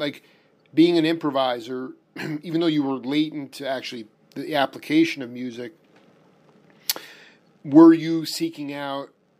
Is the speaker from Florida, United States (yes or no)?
no; New York, United States; moved away as an adult; now in Tucson, United States; as a New Yorker